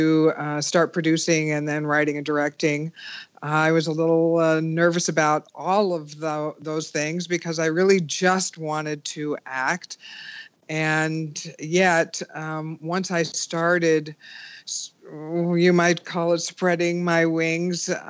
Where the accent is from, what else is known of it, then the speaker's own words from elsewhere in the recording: Menlo Park, California, United States; I was born and raised in Menlo Park, the shadow of Stanford University